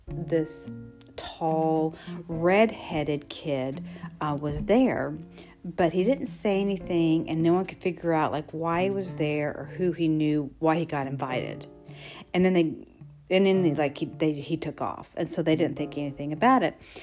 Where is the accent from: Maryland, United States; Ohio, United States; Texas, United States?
Texas, United States; I grew up in Texas